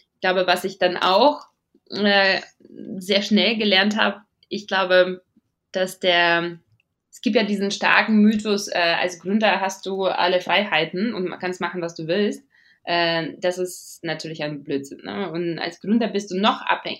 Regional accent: Riga, Latvia; German is a second language; moved away as an adult; now in Munich, Germany; ich bin äh, in Riga geboren und aufgewachsen.

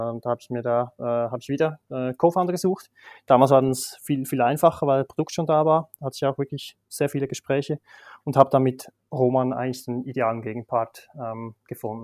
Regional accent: Switzerland; accent: Swiss; also born or lived in Basel / Singapore; now in Zürich, Switzerland; Ich bin in Bergen aufgewachsen, klassisch in der Schweiz

